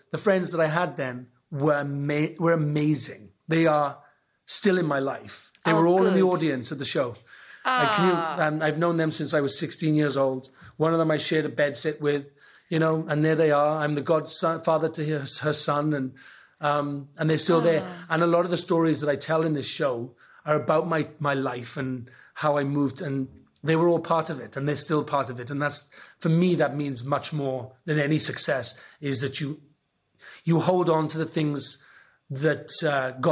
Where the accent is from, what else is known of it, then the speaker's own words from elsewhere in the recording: Wales, United Kingdom; I'm Welsh